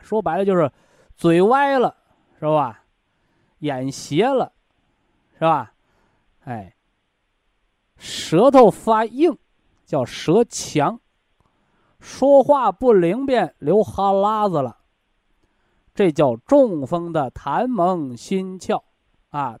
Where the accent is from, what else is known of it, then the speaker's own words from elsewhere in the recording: China; 我们中国人呢，有一个审美标准